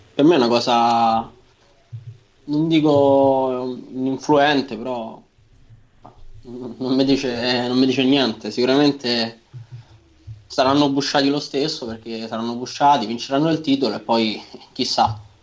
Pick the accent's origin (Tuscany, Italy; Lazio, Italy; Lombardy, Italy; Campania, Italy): Lazio, Italy; Nettuno; sono di Nettuno, cioè un, pa- no, un paesino no, una città poco fuori, poco fuori, 70 km fuori Roma